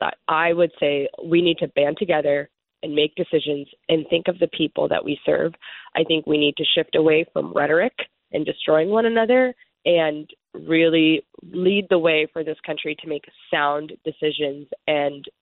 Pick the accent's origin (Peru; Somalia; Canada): Somalia; now in United States; I am from Somalia, my ethnicity is Somali, but I'm an American and I'm running for Congress in America